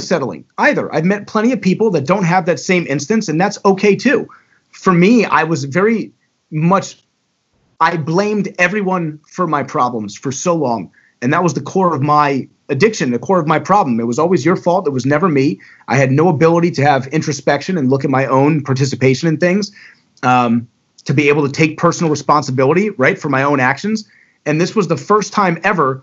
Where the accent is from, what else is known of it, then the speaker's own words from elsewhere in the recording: Owings Mills, Maryland, United States; moved away as an adult; also born or lived in Florida; now in Baltimore, United States; I grew up in Owings Mills.